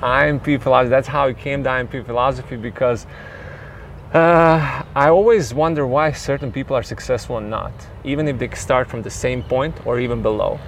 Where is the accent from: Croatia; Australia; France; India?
Croatia; Split, Split-Dalmatia County; at that time in 90s where I was growing up, I was born in Split, Croatia.